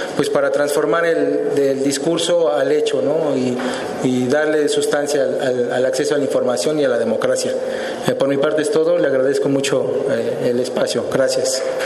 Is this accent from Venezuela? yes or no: no; Mexico City, Mexico; mi ciudadanía como mexicano, como habitante del Distrito Federal